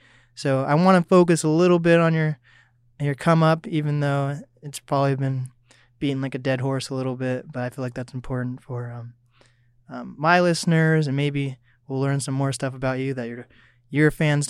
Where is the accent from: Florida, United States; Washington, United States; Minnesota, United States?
Washington, United States; Seattle; I grew up in East Seattle, but now I live an hour outside of Seattle and I'm in the fucking woods.